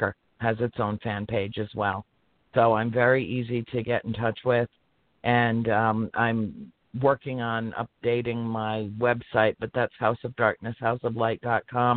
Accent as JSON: {"language": "English", "town": "Harrisville", "region": "Rhode Island", "country": "United States", "tie": "born or raised there", "also_born_or_lived": "Cumberland, Rhode Island", "moved": "yes", "said": "in Harrisville, Rhode Island, in my hometown."}